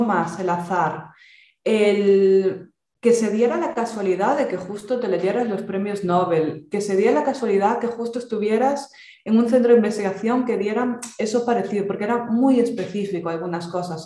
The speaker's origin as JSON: {"language": "Spanish", "region": "Galicia", "country": "Spain", "accent": "Galician", "said": "yo, por si no se notó el acento, ya lo comenté el otro día, yo soy gallega"}